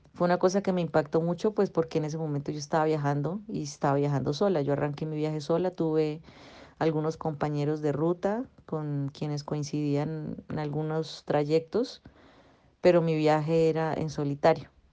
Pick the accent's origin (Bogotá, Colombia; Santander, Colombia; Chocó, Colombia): Santander, Colombia; Bucaramanga; Yo volví a, Bucaramanga, a mi ciudad natal, de donde soy